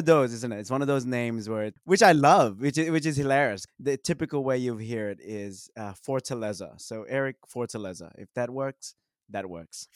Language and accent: English; Sydney, New South Wales, Australia; I grew up in Western Sydney